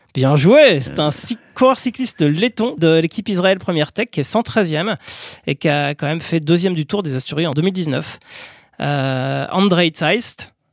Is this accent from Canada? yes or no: no; France; Puisqu'on est français